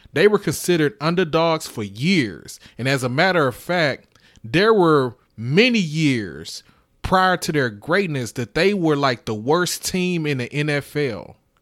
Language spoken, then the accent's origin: English; Houston, Texas, United States; I'm from Houston